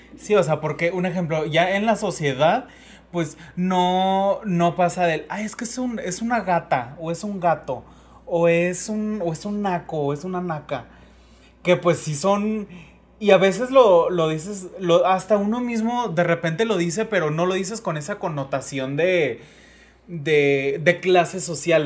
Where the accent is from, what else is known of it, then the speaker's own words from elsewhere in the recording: Mexico; nosotros que somos mexicanos